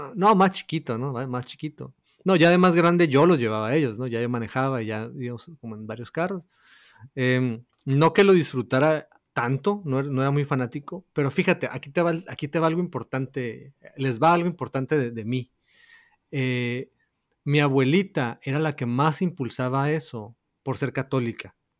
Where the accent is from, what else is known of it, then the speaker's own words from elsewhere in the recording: northern Mexico, Mexico; somos del norte de México